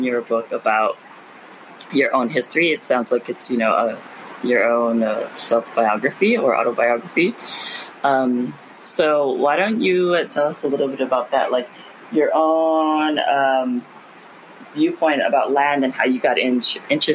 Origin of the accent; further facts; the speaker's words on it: Oahu, Hawaii, United States; moved away as an adult; now in Moorea, French Polynesia; I am born and raised in Hawaii on Oahu, and I am living now in Moorea, which is my ancestral homeland in the South Pacific